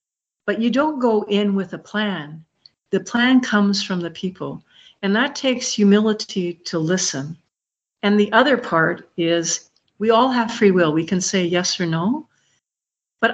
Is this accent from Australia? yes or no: no; Ireland; I told you this before, I'm Irish and I'm a storyteller, so I have a lot of stories.